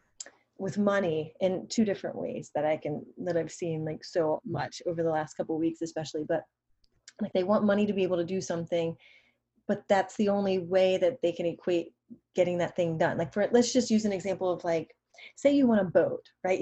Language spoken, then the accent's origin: English; Virginia, United States; also born or lived in Atlanta; now in San Diego, United States; I grew up in Virginia. Well, I lived in Atlanta for a long time before we moved to San Diego